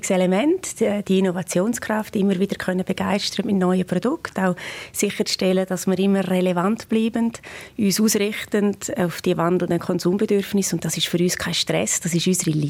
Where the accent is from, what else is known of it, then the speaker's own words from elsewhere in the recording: Graubünden, Switzerland; Und ich als Bündnerin freue mich auch mit einem Engadiner Bergkäse, Supergold.